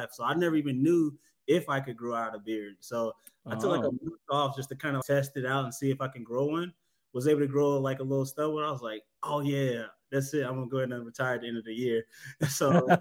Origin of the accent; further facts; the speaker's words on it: Atlanta, Georgia, United States; also born or lived in LaGrange, Georgia; I'm originally from Southeast Atlanta. I grew up back and forth between here in Atlanta and down in LaGrange, Georgia